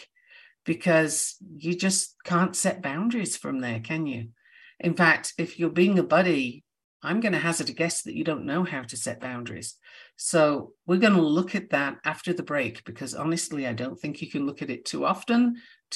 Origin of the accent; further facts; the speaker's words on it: United Kingdom; I'm a Brit